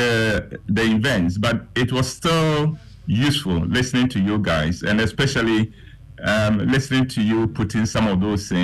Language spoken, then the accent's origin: English; Ghana; I left his office proud to be a Ghanaian. Proud that as a Ghanaian